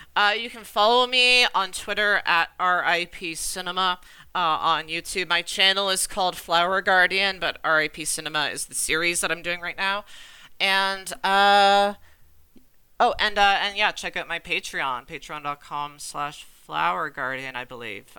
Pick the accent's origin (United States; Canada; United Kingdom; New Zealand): Canada; I'm Canadian